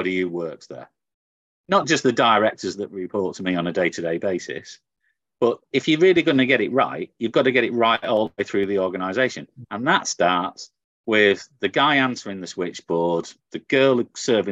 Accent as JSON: {"language": "English", "town": "Manchester", "region": "North West England", "country": "United Kingdom", "said": "as you can tell from the accent, I'm from Manchester in the north of England."}